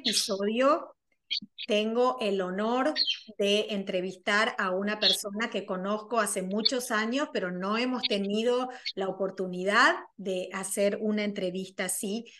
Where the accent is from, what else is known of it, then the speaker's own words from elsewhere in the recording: Argentina; soy argentina